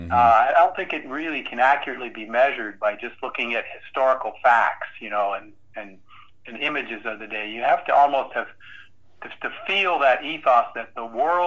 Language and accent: English; Saudi Arabia; moved away; I was growing up in Saudi Arabia, so I wasn't watching Jackie Gleason.